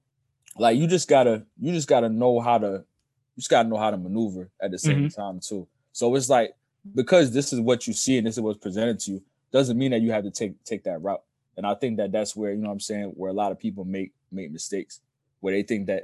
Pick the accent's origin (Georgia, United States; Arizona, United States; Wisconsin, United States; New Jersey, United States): New Jersey, United States; Asbury Park; moved away; Asbury, to me, is home sweet home